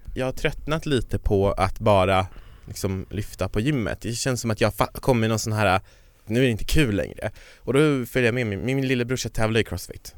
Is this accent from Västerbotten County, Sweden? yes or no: no; Kiruna, Norrbotten County, Sweden; kommer från norra Sverige, jag kommer från Kiruna